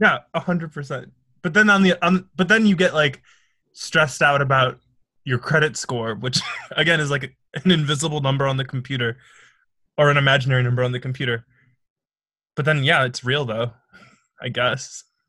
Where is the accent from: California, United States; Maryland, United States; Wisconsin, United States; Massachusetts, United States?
Wisconsin, United States; Milwaukee; moved away as an adult; now in New York City, United States; I'm originally from Milwaukee, Wisconsin